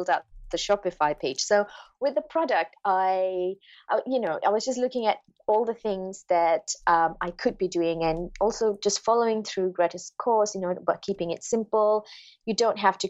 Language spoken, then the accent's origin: English; Malaysia; moved away; I'm originally from Malaysia